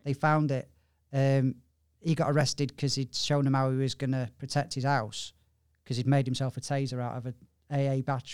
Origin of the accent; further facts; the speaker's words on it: Blackpool, North West England, United Kingdom; I'm from Blackpool